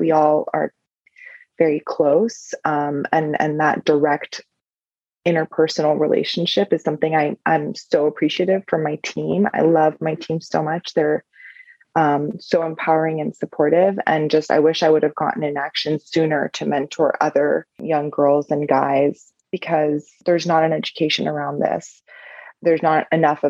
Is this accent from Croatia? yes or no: no; Iran; moved away; I'm from the Middle East. I'm from Iran originally.